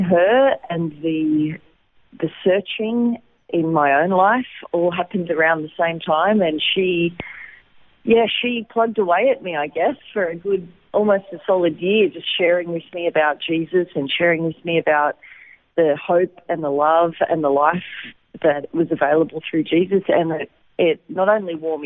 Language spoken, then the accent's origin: English; Wollongong, New South Wales, Australia; moved away as an adult; also born or lived in Lismore, Australia / Sydney, Australia; now in Israel; I was actually born in Lismore in New South Wales, up near the Queensland border, but I grew up in Wollongong on the south coast